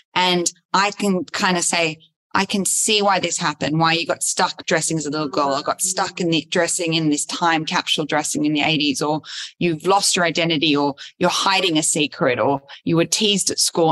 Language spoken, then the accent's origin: English; Sydney, New South Wales, Australia; moved away as an adult; also born or lived in Los Angeles / New York; I grew up in Sydney, where I am now back after being in Los Angeles in New York, uh, Los Angeles for 12 years, in New York for five years